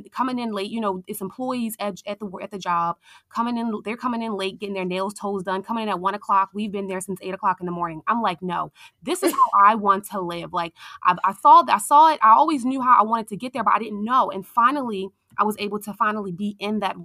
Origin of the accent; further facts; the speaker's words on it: Baltimore, Maryland, United States; I am from Baltimore, Maryland